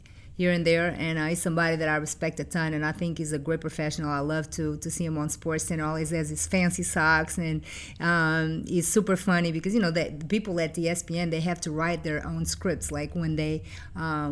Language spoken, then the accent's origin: English; Figueira da Foz, Coimbra District, Portugal; English is a second language; moved away as an adult; also born or lived in Virginia, United States / New York, United States; now in United States; coming from Portugal, I'm now an American citizen.